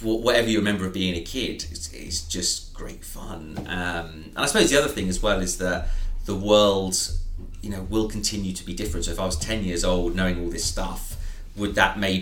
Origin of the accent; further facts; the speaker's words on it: Surrey, South East England, United Kingdom; Born and raised in Surrey